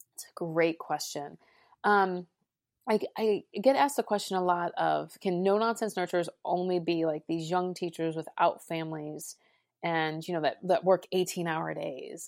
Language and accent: English; Cincinnati, Ohio, United States; I started my career actually in my hometown of Cincinnati, Ohio